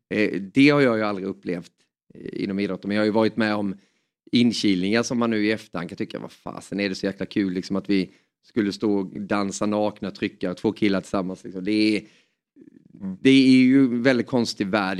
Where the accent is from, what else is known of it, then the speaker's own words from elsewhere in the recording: Småland, Sweden; accent: Småland dialect; also born or lived in Hjärup, Skåne; vi flyttade därifrån när jag var bara några månader då så det står att jag är skåning men jag har ju småländskan